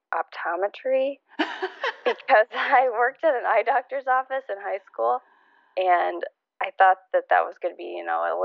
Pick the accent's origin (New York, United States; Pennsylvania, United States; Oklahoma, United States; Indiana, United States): Indiana, United States; also born or lived in Michigan / Ohio / Texas; I was born in Michigan. We moved a few states around Indiana, Ohio, lived in Texas for a little bit. And then ultimately we moved back up to Indiana